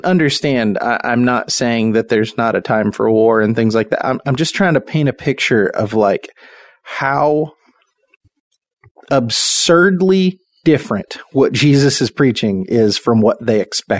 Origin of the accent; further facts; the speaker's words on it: United States; how would we have responded as American people?